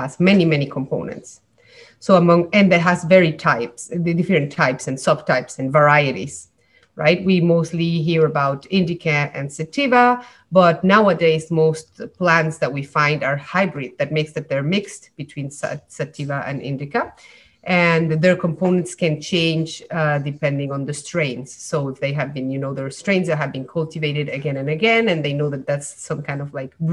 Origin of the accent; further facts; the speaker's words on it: Mexico; moved away as an adult; now in Montreal, Canada; I came in Mexico because I'm from Mexico. And then I came to Montreal to do a PhD in neuroscience.